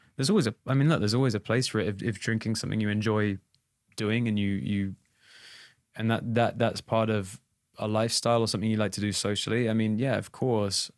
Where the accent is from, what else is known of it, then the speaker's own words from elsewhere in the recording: England, United Kingdom; as an English boy